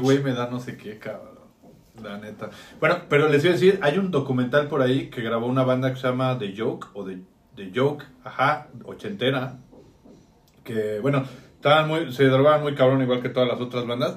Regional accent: Mexico; hablando desde esta ciudad y como mexicanos

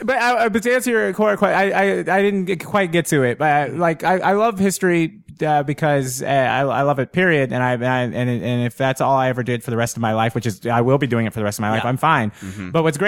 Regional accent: New York, United States; anytime I go somewhere like that and go, I'm from New York, they're like, well, come headline this stadium.

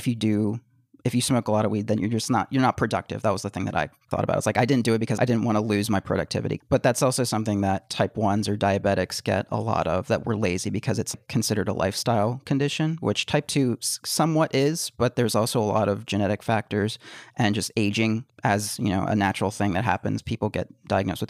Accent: Texas-Mexico border, United States; I grew up on the Texas-Mexico border where like, you know, a lot of drugs go through every day

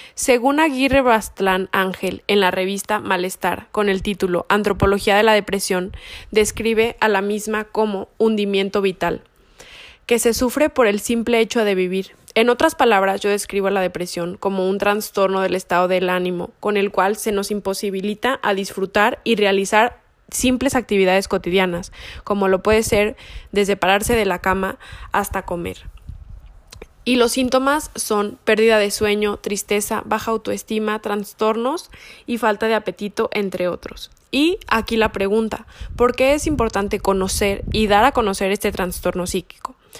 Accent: Mexico; como sociedad mexicana

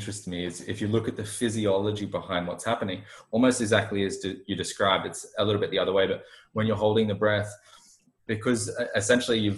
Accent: Australia; I'm from Australia

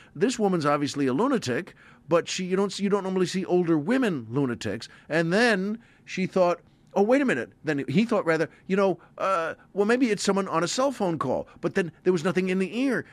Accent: Valley Stream, New York, United States; moved away; I'm from Valley Stream, which is on Long Island

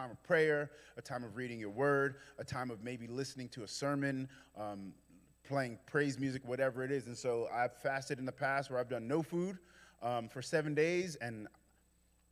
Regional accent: New York City, New York, United States; now in Memphis, United States; I'm from Brooklyn

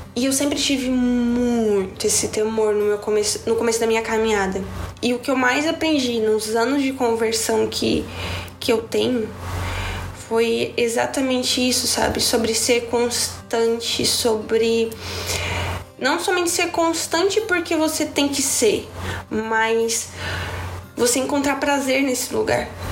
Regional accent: Tubarão, Santa Catarina, Brazil; eu tenho 20 anos e eu sou de Tubarão, Santa Catarina.

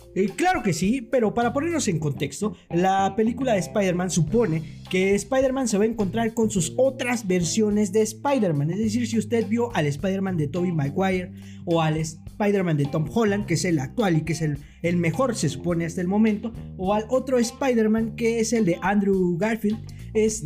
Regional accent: Mexico; como mexicanos

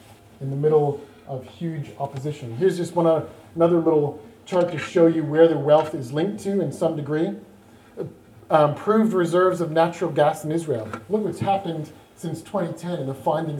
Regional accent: South Australia, Australia; I come from South Australia

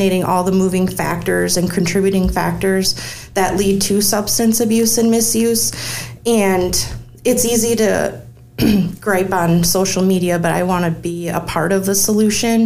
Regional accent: United States; I was born and raised here in Rock County

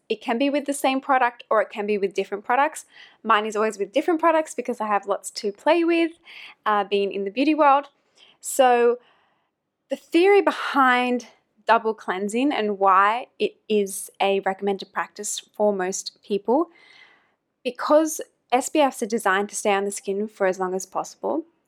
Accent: about one hour north of Sydney, New South Wales, Australia; moved away as an adult; also born or lived in New York City / London / Germany / Thailand; now in Hong Kong; I'm originally from Australia, close to Sydney, about one hour north of Sydney in a small kind of beach town

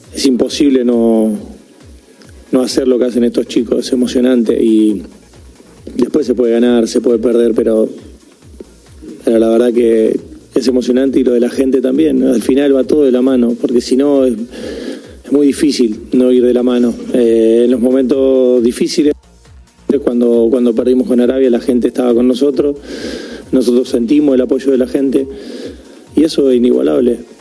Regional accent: Argentina; somos argentinos

